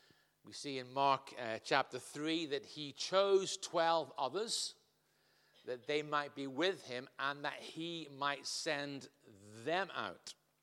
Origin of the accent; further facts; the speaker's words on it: North West England, United Kingdom; accent: Liverpudlian; also born or lived in Scotland / Ireland; now in Southampton, United Kingdom; my accent has morphed over those years from Liverpudlian to Scottish, back to Irish, back to Scottish, and then down on the south coast of England